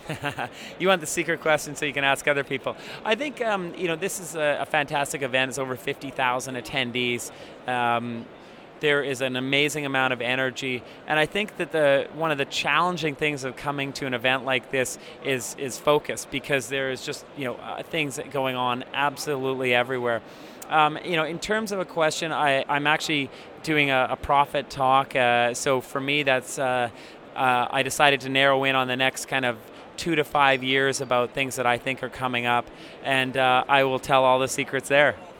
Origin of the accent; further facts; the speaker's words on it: Canada; I'm a Canadian